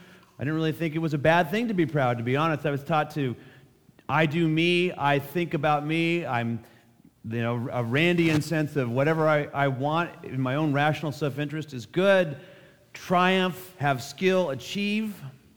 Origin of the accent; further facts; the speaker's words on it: Menlo Park, California, United States; also born or lived in Berkeley, California; I grew up in the Bay Area. I was born at Stanford Hospital. I lived in Menlo Park for my early years before I went to college at Berkeley.